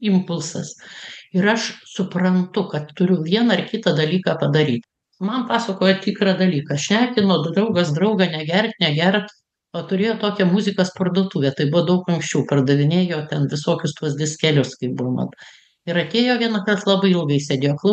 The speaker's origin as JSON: {"language": "Lithuanian", "country": "Lithuania"}